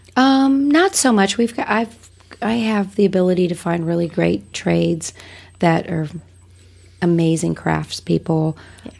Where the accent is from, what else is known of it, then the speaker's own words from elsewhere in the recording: Wales, United Kingdom; now in United States; I was born in Wales. I'm I'm the immigrant